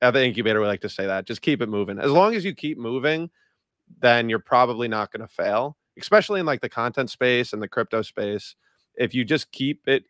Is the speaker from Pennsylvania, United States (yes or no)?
no; Long Island, New York, United States; I'm from New York, born and raised, big basketball player